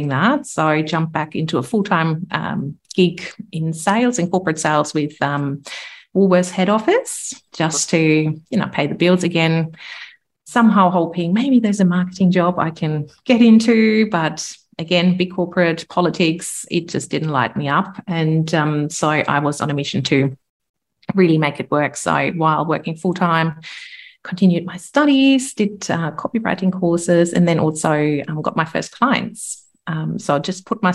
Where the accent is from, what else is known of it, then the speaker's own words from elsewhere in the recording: Germany; accent: German; English is a second language; moved away as an adult; also born or lived in London; I'm originally from Germany. You can probably tell by the accent